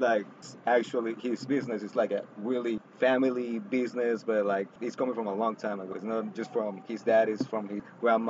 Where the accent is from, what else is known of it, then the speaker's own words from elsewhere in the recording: Venezuela; now in Florida, United States; We're not from here, we're from Venezuela.